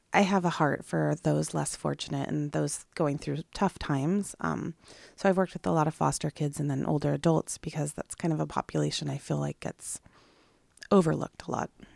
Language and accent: English; Sequim, Washington, United States; now in Clatsop County, United States; I'm from Squim, Washington, so similar climates